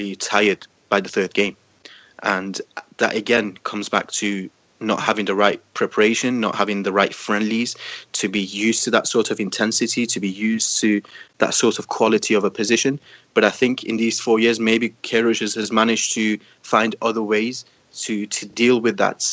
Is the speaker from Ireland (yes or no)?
no; Iran; Growing up in Iran, certainly in the early 2000s and even into 2010s